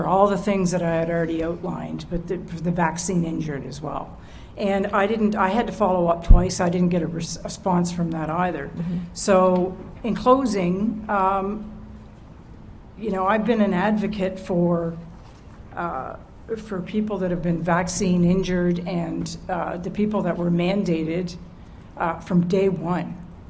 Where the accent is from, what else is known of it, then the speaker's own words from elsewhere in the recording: Canada; what does President Trump have to do with me as a Canadian?